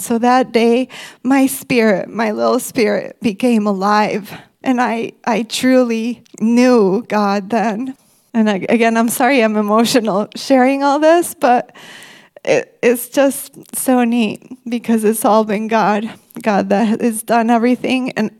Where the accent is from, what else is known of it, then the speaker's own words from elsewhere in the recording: Mexico; also born or lived in Michigan, United States; When I was one, we moved from Michigan to Mexico. And I think that was a cultural shock for me.